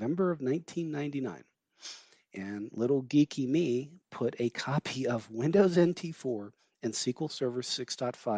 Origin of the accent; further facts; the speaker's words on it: Georgia, United States; I grew up in Georgia